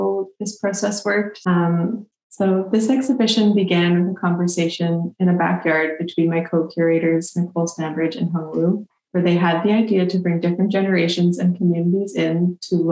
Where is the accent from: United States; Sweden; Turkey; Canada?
Canada; Calgary, Alberta; moved away as an adult; now in Victoria, Canada; My family is from Edmonton, but I grew up around Calgary and I moved out here in 2013